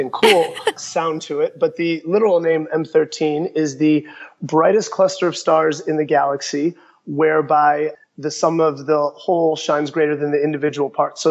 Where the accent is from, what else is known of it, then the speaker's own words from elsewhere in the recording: Chicago, Illinois, United States; growing up in Chicago in the 90s